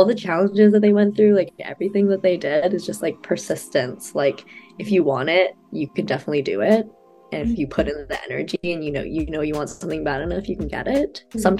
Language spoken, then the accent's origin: English; Vancouver, British Columbia, Canada; So I like to break it down and say I'm like Malaysian, Chinese, Singaporean, that type of vibe. Growing up in Vancouver, there's a lot of like Asian people anyway. I went to elementary school with like a Mandarin bilingual program.